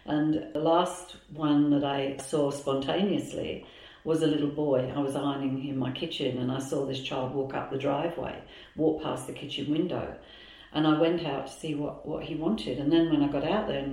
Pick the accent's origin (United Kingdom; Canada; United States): United Kingdom; England; moved away as an adult; now in Melbourne, Australia; I came originally from England. We came over here in 2007 to retire